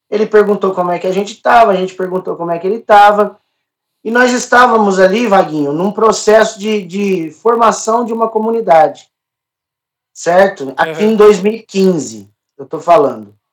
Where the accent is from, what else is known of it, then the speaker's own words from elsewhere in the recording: Franca, São Paulo, Brazil; eu sou da cidade de Franca, diocese de Franca, né?